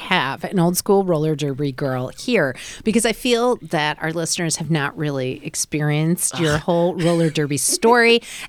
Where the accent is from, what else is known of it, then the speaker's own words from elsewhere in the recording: Chicago, Illinois, United States; we're from Chicago.